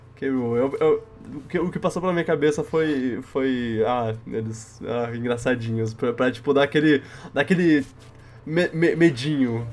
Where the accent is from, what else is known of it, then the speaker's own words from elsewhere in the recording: Brazil; sou brasileiro